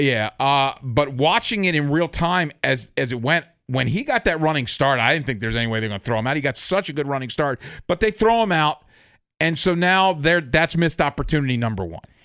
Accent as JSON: {"language": "English", "town": "Baltimore", "region": "Maryland", "country": "United States", "tie": "born or raised there", "said": "born and bred in Baltimore"}